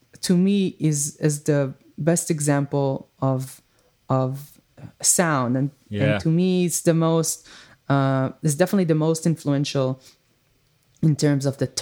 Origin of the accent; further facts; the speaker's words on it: Israel; accent: Israeli; English is a second language; if I would talk with this very heavy Israeli accent